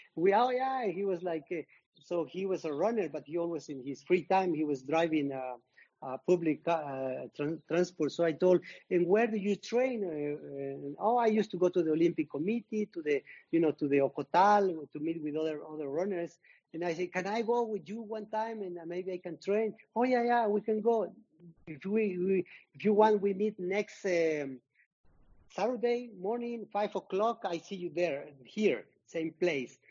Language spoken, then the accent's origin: English; Zacatlán, Puebla, Mexico; my hometown, Zacatlán de las Manzanas, is in the state of Puebla